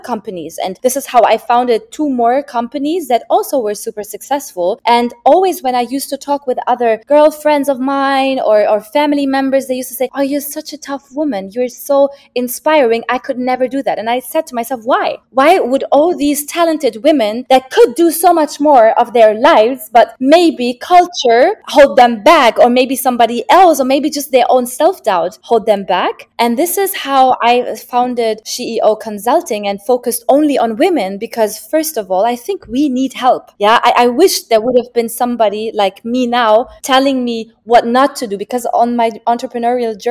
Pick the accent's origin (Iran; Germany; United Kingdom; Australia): Germany; moved away as an adult; now in Dubai, United Arab Emirates; I'm born and raised in Germany. So my roots are in Germany, but both of my parents are Moroccan